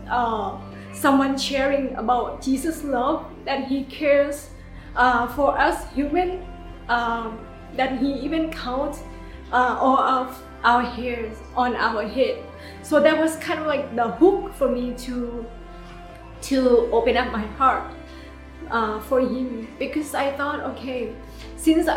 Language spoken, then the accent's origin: English; Thailand; I am from Thailand.